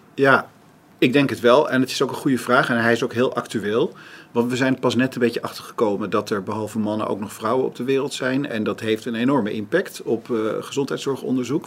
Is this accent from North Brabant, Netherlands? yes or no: no; Amstelveen, North Holland, Netherlands; ik ben geboren in Amsterdam, maar we zijn vrij snel naar Amstelveen, later daarna naar Amstelveen verhuisd, waar mijn vader een huisartsenpraktijk had